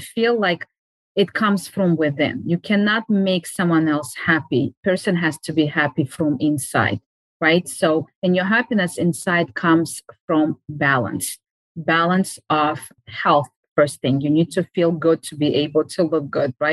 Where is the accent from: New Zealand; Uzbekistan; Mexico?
Uzbekistan; moved away; I used to live in Uzbekistan. I grew up in Uzbekistan